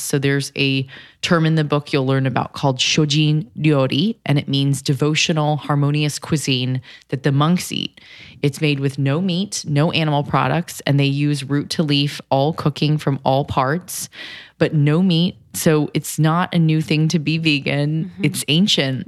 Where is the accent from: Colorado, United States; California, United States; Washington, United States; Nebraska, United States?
California, United States; I'm from Cali